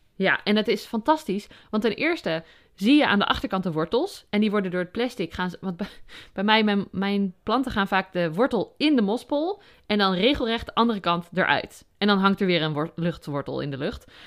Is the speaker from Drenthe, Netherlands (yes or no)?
no; Overijssel, Netherlands; moved away as an adult; also born or lived in Utrecht; now in Noordwijk, Netherlands; ik ben ehm, opgegroeid in Overijssel